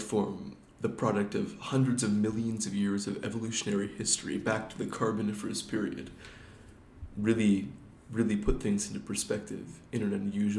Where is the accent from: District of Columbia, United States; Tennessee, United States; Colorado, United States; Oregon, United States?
Oregon, United States; also born or lived in Washington / California / Pennsylvania / Minnesota; And I'm originally from Oregon, but have since lived in Washington State, California, Pennsylvania, and Minnesota.